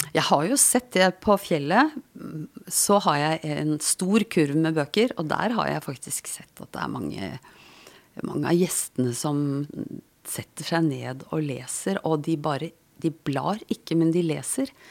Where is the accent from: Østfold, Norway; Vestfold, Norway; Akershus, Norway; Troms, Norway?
Akershus, Norway; Asker; Jeg vokste opp på Dikemark, altså Dikemark psykiatrisk sykehus